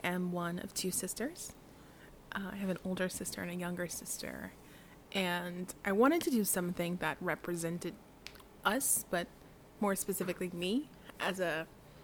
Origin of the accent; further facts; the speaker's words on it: Delaware County, Philadelphia, Pennsylvania, United States; also born or lived in Hyde Park, New York / Blue Bell, Pennsylvania; I was raised in Delaware County